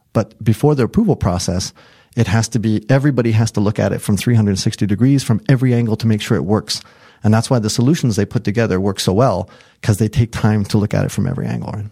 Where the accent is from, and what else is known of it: United States; moved away as an adult; also born or lived in Japan